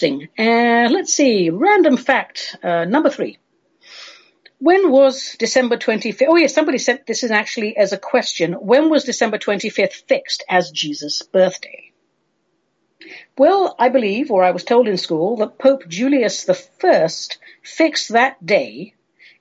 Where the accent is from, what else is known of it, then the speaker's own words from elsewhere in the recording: London, United Kingdom; So my race ancestry is Armenian, but we grew up in London